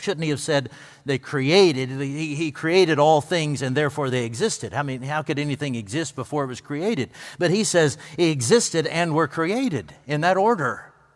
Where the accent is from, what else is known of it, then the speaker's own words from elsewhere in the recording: United States; I grew up on the Pickwick Lake portion of the Tennessee River